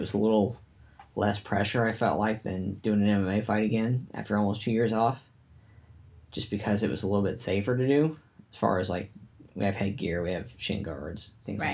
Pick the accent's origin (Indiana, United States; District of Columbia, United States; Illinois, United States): Indiana, United States; We're from Indiana, and, you know, there ain't shit out here